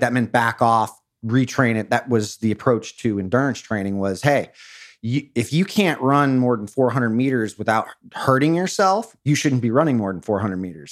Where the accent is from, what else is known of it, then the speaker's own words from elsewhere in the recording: Newport Beach, California, United States; I grew up in Or-, in Orange County in Newport Beach